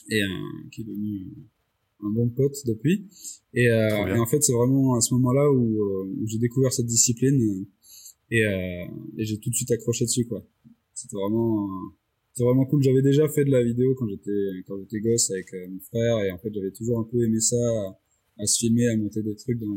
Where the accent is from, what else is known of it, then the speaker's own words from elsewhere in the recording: Réunion; moved away as an adult; now in Lyon, France; à l'origine, je viens de La Réunion. Et je suis arrivé à Lyon pour mes études il y a, il y a maintenant 13 ans.